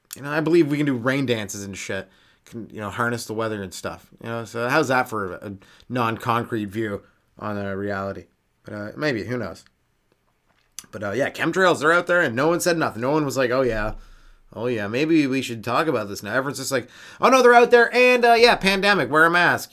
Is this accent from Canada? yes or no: yes; Canada; I'm Canadian